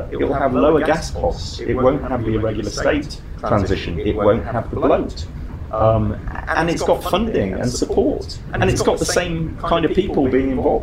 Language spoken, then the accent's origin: English; Vancouver, British Columbia, Canada; my hometown of Vancouver